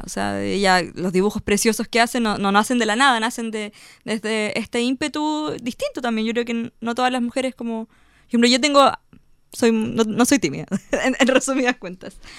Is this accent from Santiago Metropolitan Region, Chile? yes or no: no; Chiguayante, Biobío, Chile; Yo soy de Chihuayante, entonces lo hacía en el sector de Chihuayante